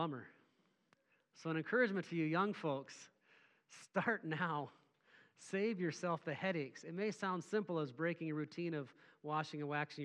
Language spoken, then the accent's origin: English; Mora, Minnesota, United States; I grew up in Mora, Minnesota, little rural farm area.